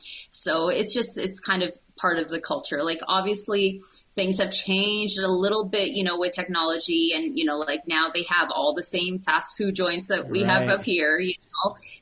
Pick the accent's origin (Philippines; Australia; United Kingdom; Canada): Canada; Ottawa, Ontario; also born or lived in São Paulo, Brazil; my parents are actually Brazilian, but I was born and raised here in Canada. And when I was a teenager, so about 14, my dad got a job in São Paulo, Brazil. So that was the first time I moved there. I finished high school there.